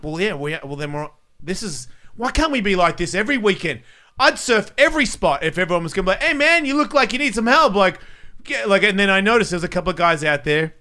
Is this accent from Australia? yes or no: yes; Australia; moved away; I'm from Australia